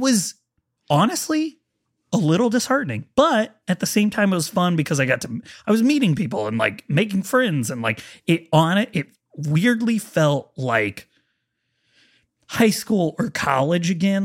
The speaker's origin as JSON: {"language": "English", "town": "Marietta", "region": "Ohio", "country": "United States", "tie": "born or raised there", "moved": "yes", "said": "I'm from Marietta, Ohio"}